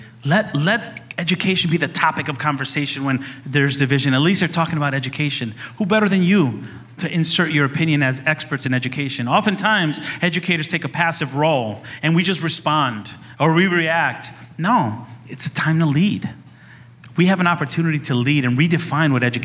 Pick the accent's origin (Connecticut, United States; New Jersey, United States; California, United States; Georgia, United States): Connecticut, United States; Meriden; I say the community raised me, right? I live there. I still live there